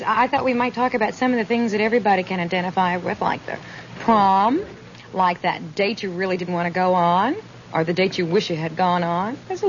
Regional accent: Indiana, United States; I'm from Indiana

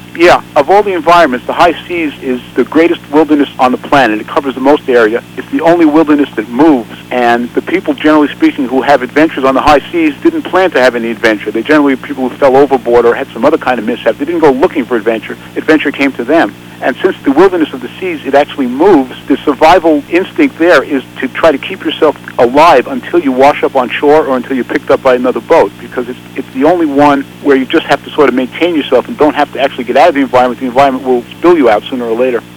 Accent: New York, United States; I grew up in New York in the Bronx in apartment houses

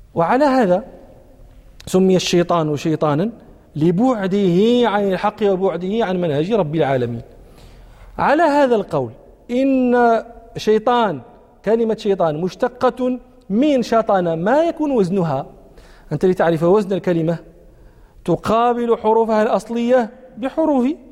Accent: Morocco

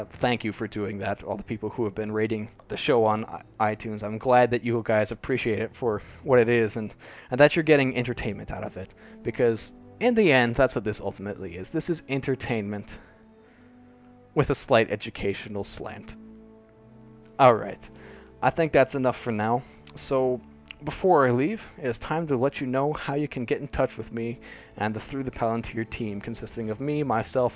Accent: United States; also born or lived in Cambodia; now in Singapore; I will most likely be moving to the United States, coming back to my home country

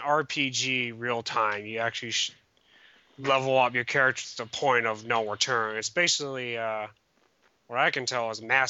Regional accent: Canada; Other than that, that's about it for today. I'm Canadian.

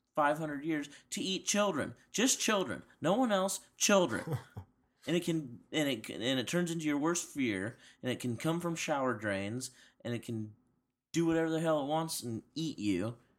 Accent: United States; I'm an American.

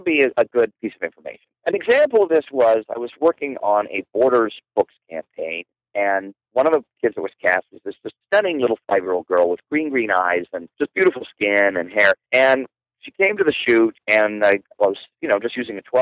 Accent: Canada; I'm not Russian. I'm Canadian

